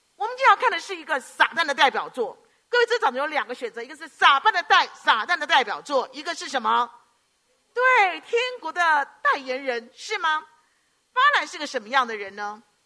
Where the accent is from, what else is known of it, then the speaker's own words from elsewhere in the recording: Hong Kong; 我们香港人嘛，就广东话一直跟我弟弟讲